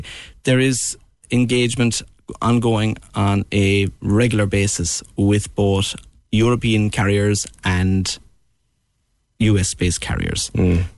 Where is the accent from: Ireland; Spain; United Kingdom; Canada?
Ireland; West Cork, Munster; I'm originally from West Cork, living in the city